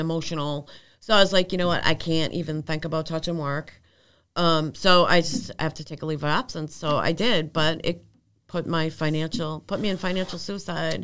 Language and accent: English; Arlington, Massachusetts, United States; also born or lived in Michigan; we grew up together on Bottom Street